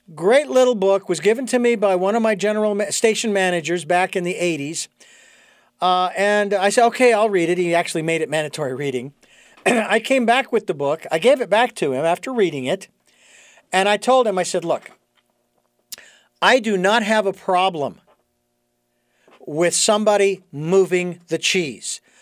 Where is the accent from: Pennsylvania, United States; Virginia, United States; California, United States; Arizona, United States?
Arizona, United States; Phoenix; I was born and raised in Phoenix